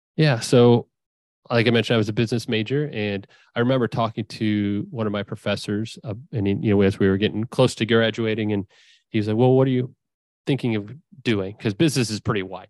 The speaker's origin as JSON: {"language": "English", "town": "Findlay", "region": "Ohio", "country": "United States", "tie": "born or raised there", "also_born_or_lived": "Savannah, Georgia / Indiana", "said": "I grew up in Findlay, Ohio."}